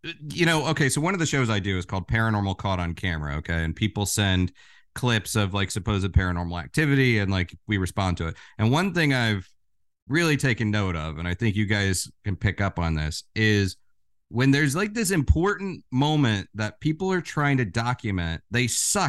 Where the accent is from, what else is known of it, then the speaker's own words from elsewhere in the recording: Florida, United States; now in New York City, United States; I'm originally from Florida. I live in New York City